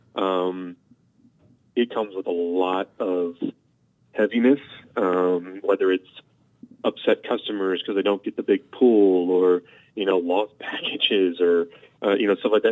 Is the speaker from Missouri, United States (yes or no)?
yes; St. Louis, Missouri, United States; I was from St. Louis